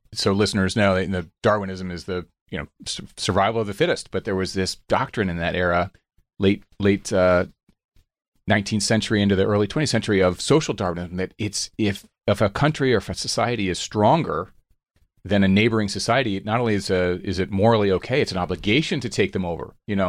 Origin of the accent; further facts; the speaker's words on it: Radnor, Pennsylvania, United States; just outside of Philadelphia, Radnor, Pennsylvania